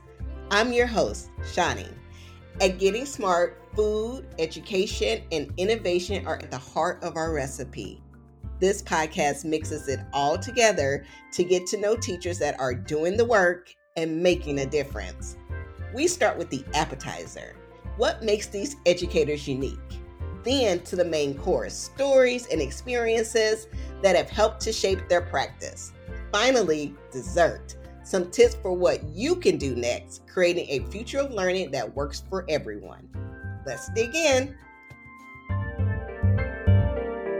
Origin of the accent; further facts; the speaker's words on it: Missouri, United States; Missouri, my home state.